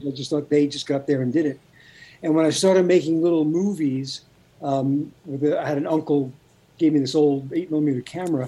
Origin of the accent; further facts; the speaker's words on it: New York City, New York, United States; I grew up in Brooklyn.